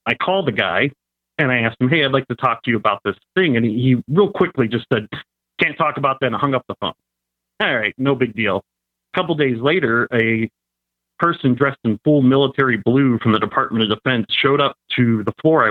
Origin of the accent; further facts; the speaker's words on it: Cleveland, Ohio, United States; I'm from Cleveland, so the lake was to my right.